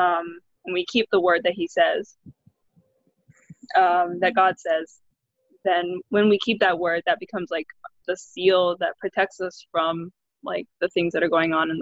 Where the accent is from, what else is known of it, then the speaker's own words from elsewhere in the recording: Hawaii, United States; We're both of us are born and raised in Hawaii, and we live on the island of Oahu